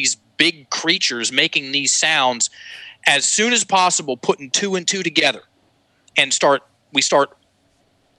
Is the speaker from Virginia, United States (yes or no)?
yes; Virginia, United States; accent: Southern drawl; first language English; I grew up in Virginia. We speak English, or at least in my house we did, still do. And it comes with a certain sound to it. I have something called a Southern drawl